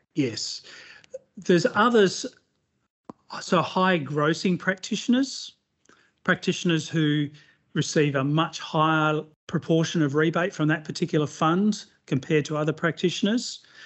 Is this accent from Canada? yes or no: no; Western Australia, Australia; in my hometown of Western Australia